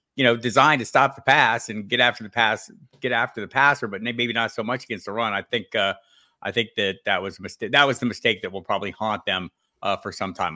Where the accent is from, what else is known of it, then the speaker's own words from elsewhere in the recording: Tucson, Arizona, United States; I was one of the few natives of Tucson, Arizona